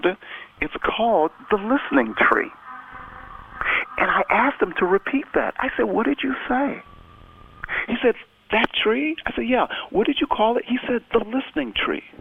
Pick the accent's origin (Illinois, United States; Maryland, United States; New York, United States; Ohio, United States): Ohio, United States; Toledo; moved away as an adult; also born or lived in Nigeria / California; now in Chicago, United States; I was born in Nigeria. I grew up in Toledo, Ohio. Came to Toledo when I was around 4 years old